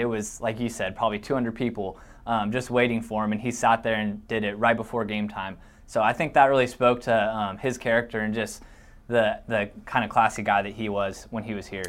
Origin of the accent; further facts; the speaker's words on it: Washington, United States; moved away as an adult; now in Iowa, United States; my hometown in Washington